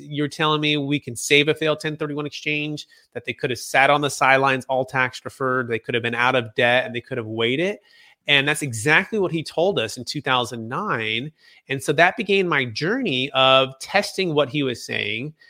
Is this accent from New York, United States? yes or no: no; Bay Area, Northern California, United States; growing up in the Bay Area, uh, in Cal, Northern California